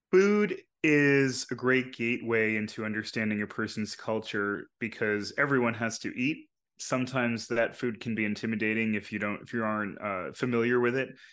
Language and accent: English; New York, United States; a lot of the people I grew up around in New York